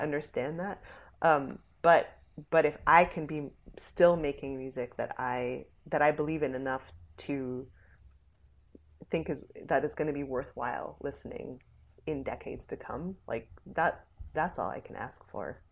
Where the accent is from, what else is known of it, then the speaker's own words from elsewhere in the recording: New Jersey, United States; I was born in Jersey